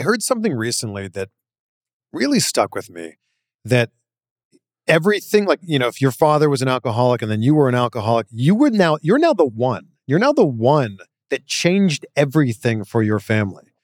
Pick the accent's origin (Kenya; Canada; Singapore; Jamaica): Canada; now in United States; I'm Canadian